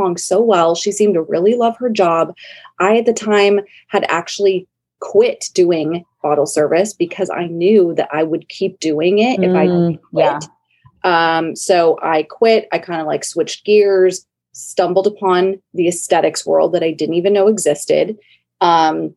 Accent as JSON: {"language": "English", "town": "San Diego", "region": "California", "country": "United States", "tie": "born or raised there", "said": "my hometown of San Diego"}